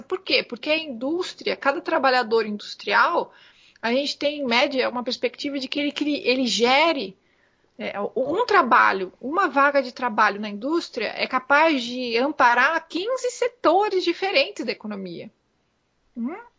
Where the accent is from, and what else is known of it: Brazil